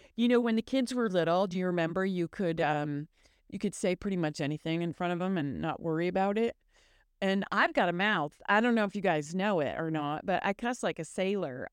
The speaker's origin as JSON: {"language": "English", "region": "Michigan", "country": "United States", "tie": "born or raised there", "moved": "yes", "said": "I grew up in Michigan"}